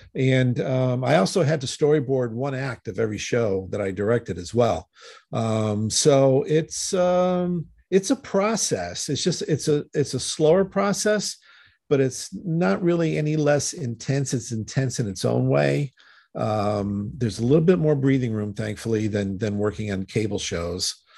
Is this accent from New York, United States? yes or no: no; Connecticut, United States; moved away; I'm originally from Connecticut